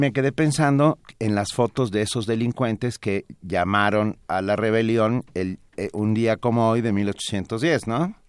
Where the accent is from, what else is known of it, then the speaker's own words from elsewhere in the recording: Mexico; yo soy mexicano